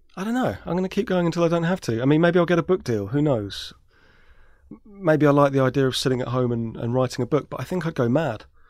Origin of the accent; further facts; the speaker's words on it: London, United Kingdom; I grew up in South London